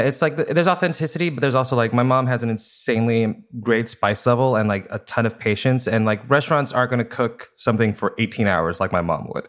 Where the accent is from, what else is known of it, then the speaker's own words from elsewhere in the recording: Fresno, California, United States; now in Los Angeles, United States; I also grew up in Fresno, California